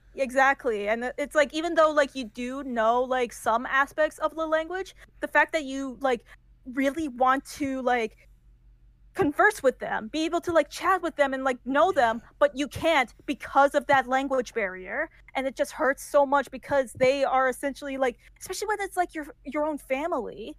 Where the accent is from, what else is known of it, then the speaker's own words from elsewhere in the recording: United States; first language English; I only had to like learn uh English because I was born in America and I was a first generation uh, Iranian American